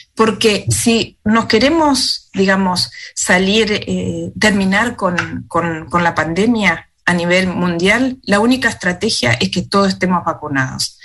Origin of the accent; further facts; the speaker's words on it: Argentina; moved away as an adult; now in Wellington, New Zealand; hablar como médica argentina o por la experiencia que estuve allá en mi país